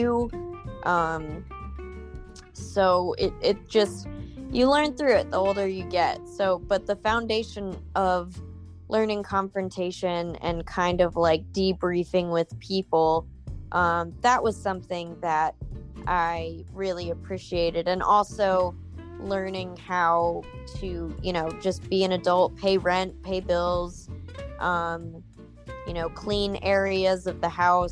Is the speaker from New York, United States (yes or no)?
no; Virginia Beach, Virginia, United States; moved away as an adult; also born or lived in Charlottesville-Richmond area; now in Norfolk, United States; I'm originally from Virginia Beach